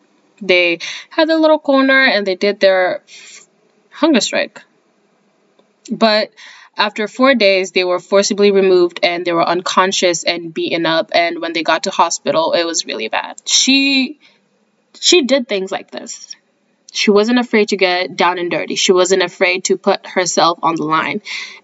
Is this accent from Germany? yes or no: no; Kenya; moved away; I grew up in Kenya. I was born and raised there. I am Kenyan to the bone.